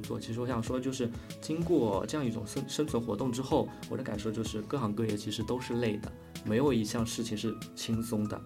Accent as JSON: {"language": "Chinese", "region": "rural Zhejiang", "country": "China", "said": "我们同样来自于 ，呃，浙江的农村的孩子"}